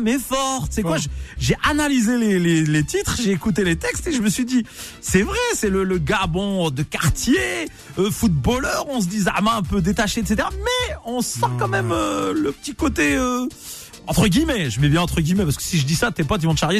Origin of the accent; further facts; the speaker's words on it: Nantes, Pays de la Loire, France; je suis supporter du FC Nantes à la base parce que je suis nantais